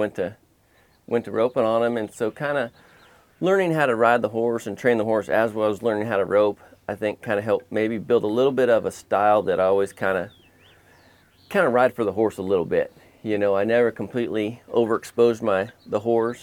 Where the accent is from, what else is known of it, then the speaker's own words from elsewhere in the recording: California, United States; when I was young growing up here, there were still a lot of horse trainers out here